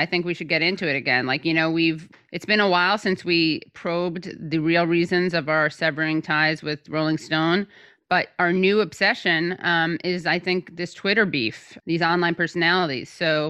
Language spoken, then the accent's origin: English; New York City, New York, United States; As a New Yorker, I detest Andrew Cuomo.